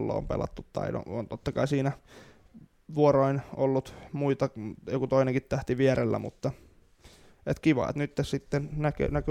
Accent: Finland; Ollaan niin suomalaisia

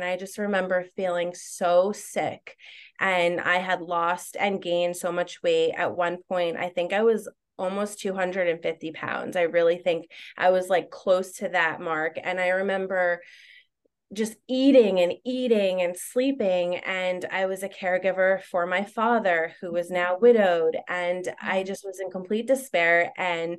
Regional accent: New Jersey, United States; now in Long Island, United States; Like, I'm from New Jersey and we moved to Long Island and everything happened so fast.

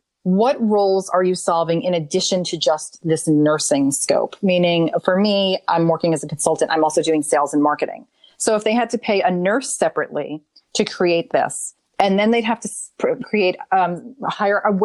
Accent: New York City, New York, United States; now in Nashville, United States; I am from New York City

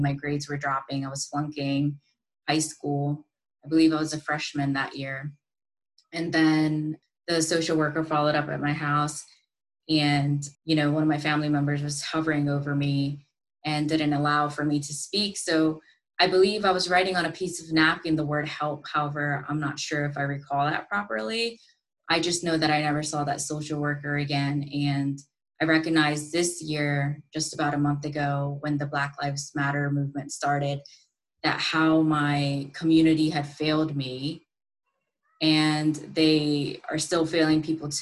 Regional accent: United States; also born or lived in India / Thailand; due to me being born in a South Asian culture and growing up in the States after I migrated

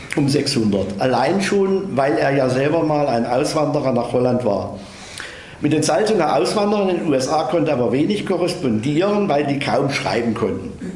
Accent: Bad Salzungen, Thuringia, Germany; accent: Saxon; In meiner Heimatstadt Bad Salzung

